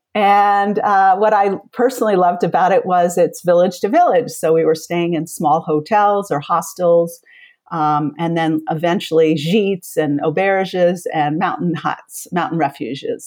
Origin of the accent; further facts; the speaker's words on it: Massachusetts, United States; moved away as an adult; now in Vermont, United States; I grew up in Massachusetts